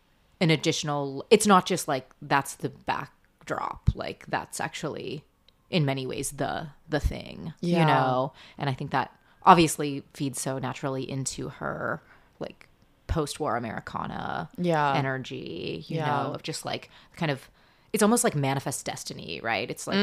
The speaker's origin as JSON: {"language": "English", "town": "Seattle", "region": "Washington", "country": "United States", "moved": "yes", "said": "I'm from Seattle."}